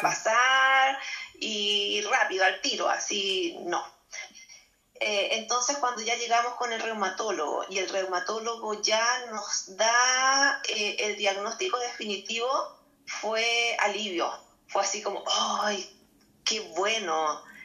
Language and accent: Spanish; Chile; yo soy chilena. Eh, estamos aquí en Valparaíso, en las afueras de Valparaíso